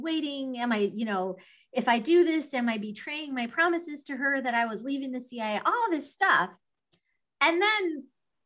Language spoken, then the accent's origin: English; Los Alamos, New Mexico, United States; moved away; I grew up in Los Alamos. My dad worked at the laboratory